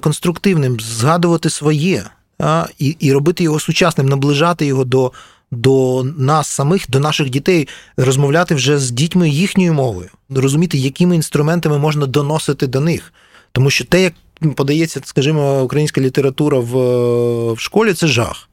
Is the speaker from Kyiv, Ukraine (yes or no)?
yes; Kyiv, Ukraine; я через нього відчуваю як киянин